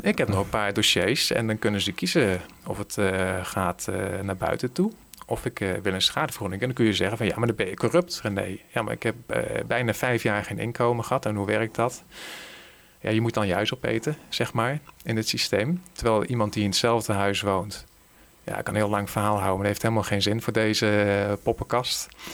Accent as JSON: {"language": "Dutch", "area": "Veluwezoom", "region": "Gelderland", "country": "Netherlands", "tie": "born or raised there", "said": "waar ik ben opgegroeid, ergens in de Veluwezomer"}